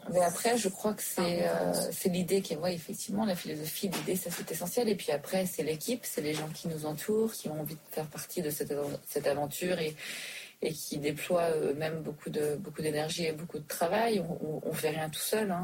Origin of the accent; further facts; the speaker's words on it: Switzerland; also born or lived in New York, United States / Dubai; now in Paris, France; j'ai grandi en Suisse